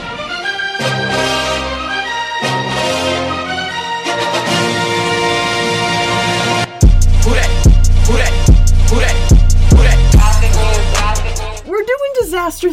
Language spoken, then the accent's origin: English; Tornado Alley, United States; we grew up in Tornado Alley